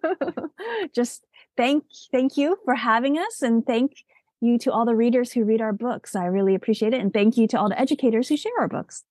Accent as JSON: {"language": "English", "country": "United States", "tie": "born or raised there", "said": "I'm an American-born Asian"}